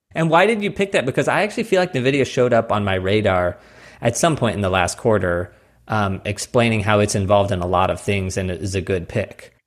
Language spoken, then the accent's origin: English; Missouri, United States; also born or lived in New York; now in Phoenix, United States; I grew up in Missouri